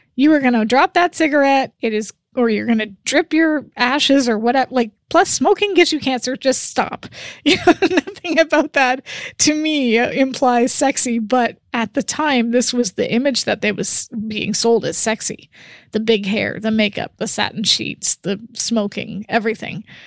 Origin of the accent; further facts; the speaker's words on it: Canada; As a Canadian